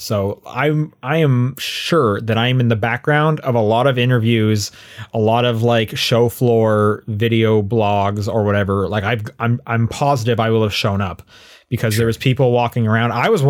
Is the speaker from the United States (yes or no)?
no; Canada; hey, you know, we're both Canadian.